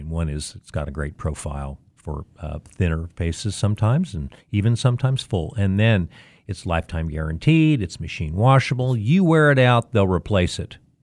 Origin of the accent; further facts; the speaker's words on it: Wichita, Kansas, United States; grade school, Irving, then Riverside, then Marshall, then North High. Everyone in my family, f, two generations, attended North High School.